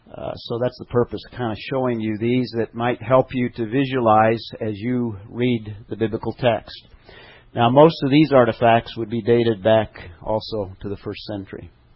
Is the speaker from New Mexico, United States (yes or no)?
yes; Albuquerque, New Mexico, United States; I come from New Mexico, Albuquerque.